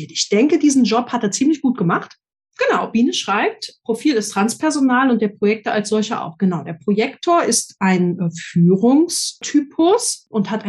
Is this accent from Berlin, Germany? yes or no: yes; Berlin, Germany; ich bin in Berlin groß geworden, mit 14 schon ziemlich viel gesehen und ausprobiert.